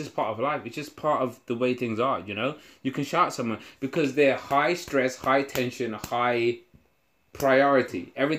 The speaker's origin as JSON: {"language": "English", "country": "United Kingdom", "said": "So I'm feeling, as a British person, you know how important manners and being polite and shit is to us"}